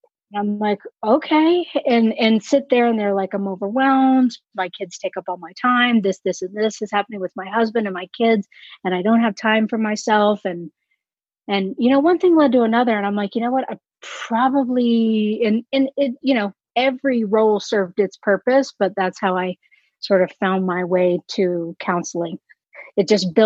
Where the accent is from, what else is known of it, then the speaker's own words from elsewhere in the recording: Austin, Texas, United States; moved away; originally I'm from Austin, Texas